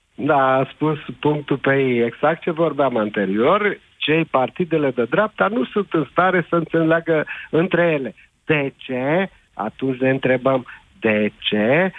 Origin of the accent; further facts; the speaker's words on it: Bucharest, Romania; eu vă sunt din București